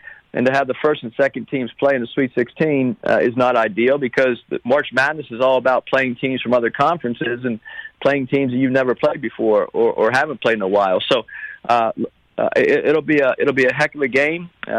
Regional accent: East Coast, United States; moved away as an adult; now in Los Angeles, United States; I'm from the East Coast, so I never saw a USC basketball game growing up.

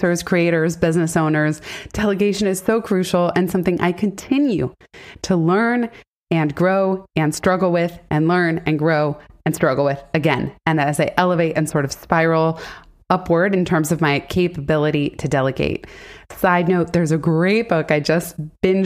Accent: San Francisco, California, United States; also born or lived in Silicon Valley; I was born and raised in San Francisco and then Silicon Valley from seventh grade on.

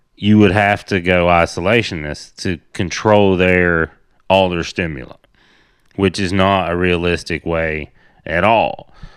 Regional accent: Tennessee, United States; I grew up in Tennessee on a, like, my grandpa's cattle farm was down the street

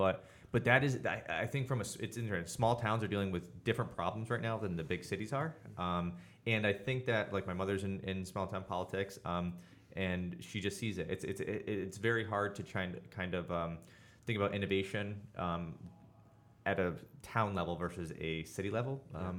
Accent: Durham, United States; I'm from Durham.

